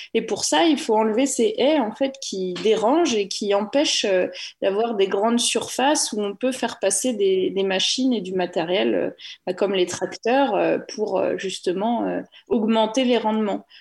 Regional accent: Normandy, France; moved away; also born or lived in Paris; je viens de Normandie où j'ai grandi dans une ferme

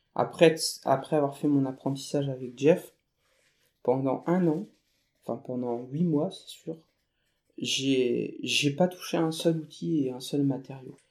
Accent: northern France, France; je suis retourné dans ma, ma région d'origine, dans le nord de la France.

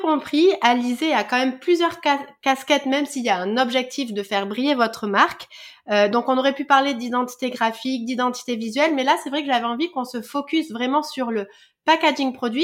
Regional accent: France; chez nous en France

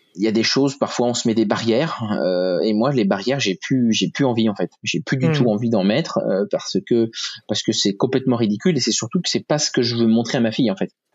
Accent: Rouen, Normandy, France; Je suis de Rouen

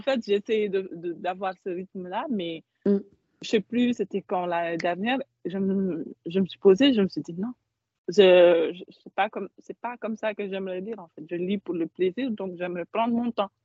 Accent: Mauritania; now in Paris, France; je suis mauritanienne

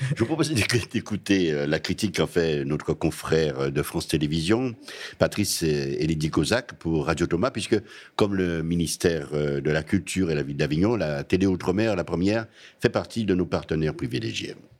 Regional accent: Guadeloupe; le guadeloupéen que je suis

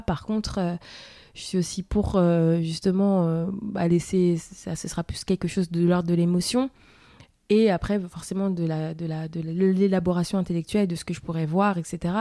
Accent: France; also born or lived in Germany; je suis née ici en France

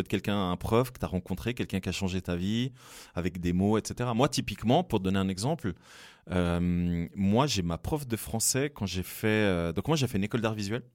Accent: Fribourg, Switzerland; je suis originaire de Fribourg

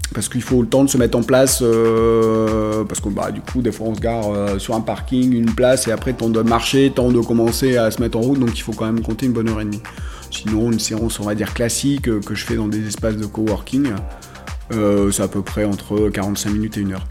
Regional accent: Marseille, Provence-Alpes-Côte d'Azur, France; moved away as an adult; also born or lived in Picardy; je suis né à Marseille

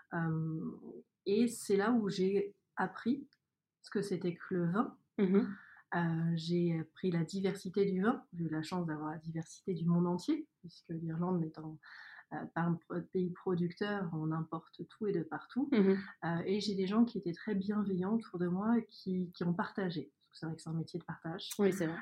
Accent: Normandy, France; je suis originaire de Normandie

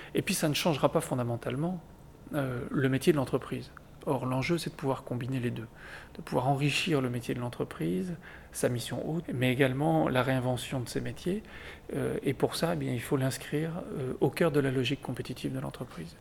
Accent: Lille, Hauts-de-France, France; moved away as an adult; also born or lived in Angers / Chile; je suis, je suis né à Lille

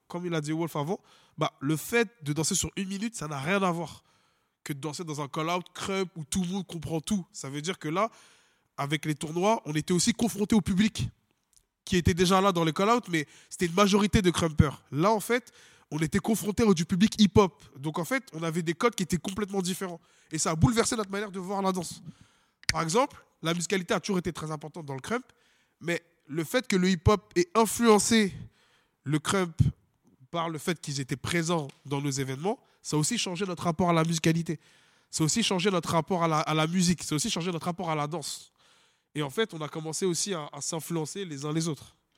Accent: France; On est français

